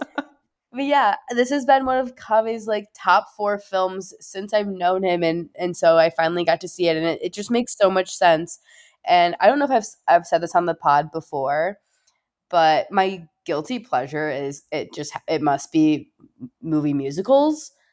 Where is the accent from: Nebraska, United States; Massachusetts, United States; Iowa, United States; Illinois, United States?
Illinois, United States; Chicago; I'm from Chicago